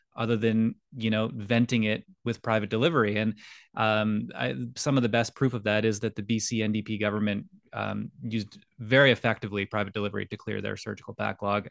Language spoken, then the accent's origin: English; Scotland, United Kingdom; now in Canada; I was born in Scotland